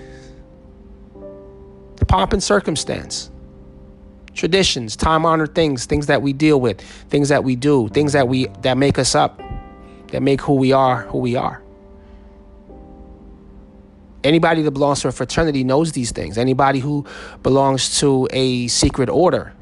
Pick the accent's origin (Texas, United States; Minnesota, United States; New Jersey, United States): New Jersey, United States; moved away; I am 3 hours away from my home state of New Jersey.